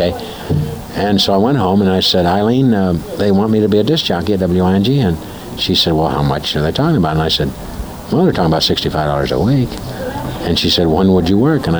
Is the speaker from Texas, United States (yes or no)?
no; Springfield, Ohio, United States; moved away; also born or lived in Dayton, Ohio; That's where I was born, and I grew up in Springfield, up north of there in a little small town